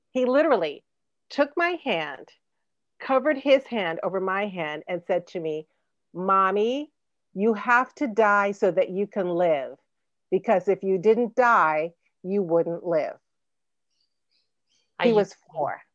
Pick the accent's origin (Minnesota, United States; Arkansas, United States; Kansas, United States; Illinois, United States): Illinois, United States; Chicago; I was born in Provident Hospital on the south side of Chicago